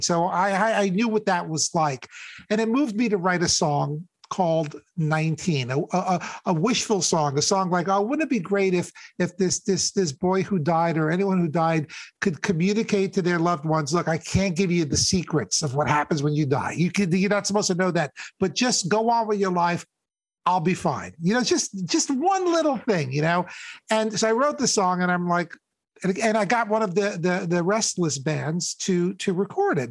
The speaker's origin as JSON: {"language": "English", "region": "New York", "country": "United States", "tie": "born or raised there"}